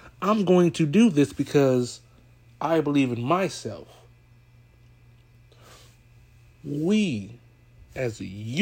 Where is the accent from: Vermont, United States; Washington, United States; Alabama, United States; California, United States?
California, United States; I'm from California. I was there when it happened. That's why I say I was a baby